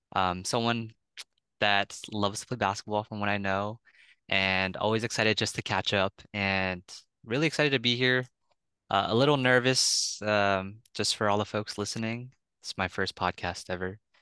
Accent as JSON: {"language": "English", "town": "San Francisco", "region": "California", "country": "United States", "tie": "born or raised there", "said": "from San Francisco, California, uh, born and raised"}